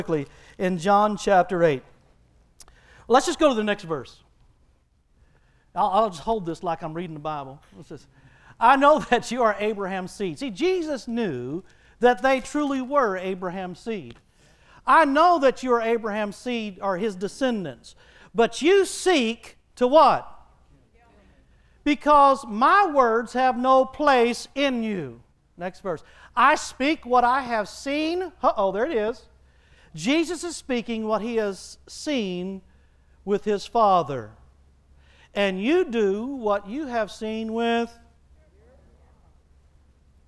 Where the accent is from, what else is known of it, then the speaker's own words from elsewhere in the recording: Texas, United States; He had me born in Texas, and I was birthed into a family